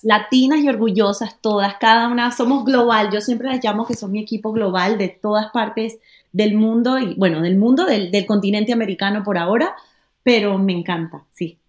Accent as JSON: {"language": "Spanish", "country": "Panama", "moved": "yes", "lives_now": "Miami, United States", "said": "yo como panameña"}